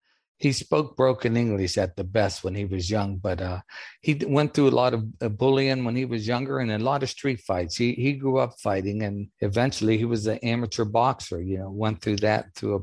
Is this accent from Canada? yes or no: no; Steubenville, Ohio, United States; moved away as an adult; also born or lived in Las Vegas, Nevada; now in Baton Rouge, United States; No, I grew up in Steubenville, Ohio. I'm originally from Steubenville. And I moved down here in Baton Rouge originally in 1976, then out to Vegas and back to Baton Rouge in 84. And I've been here since.